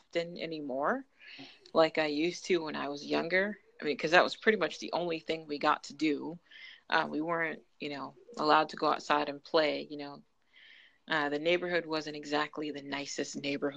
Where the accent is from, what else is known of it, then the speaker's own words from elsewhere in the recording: Massachusetts, United States; I am from Massachusetts